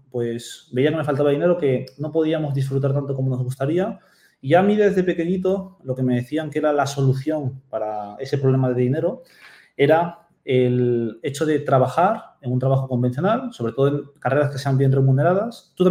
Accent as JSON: {"language": "Spanish", "country": "Peru", "also_born_or_lived": "Japan", "said": "yo soy de Perú, aunque no nací en Perú, nací en Japón"}